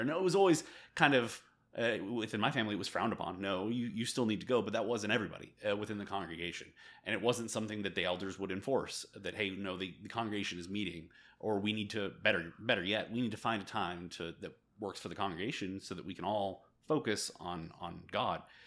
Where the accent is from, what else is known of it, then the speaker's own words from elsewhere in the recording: California, United States; moved away as an adult; also born or lived in Korea; now in El Paso, United States; I grew up in the Church of Christ, uh, in California